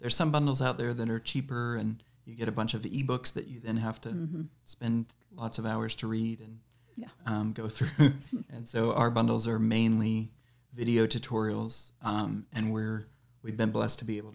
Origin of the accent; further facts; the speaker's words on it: Kenya; I was born in Kenya